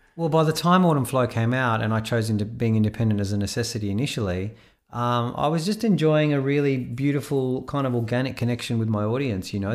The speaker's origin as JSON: {"language": "English", "town": "Sydney", "region": "New South Wales", "country": "Australia", "tie": "born or raised there", "also_born_or_lived": "Israel", "lives_now": "Melbourne, Australia", "said": "Sydney, yeah, originally from Israel. I was born in Israel, and at the age of ten, uh, my family reloc-, relocated to Sydney"}